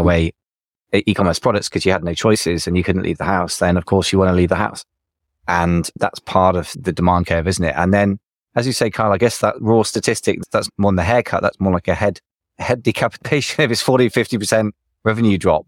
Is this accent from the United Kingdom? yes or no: yes; United Kingdom; as a British person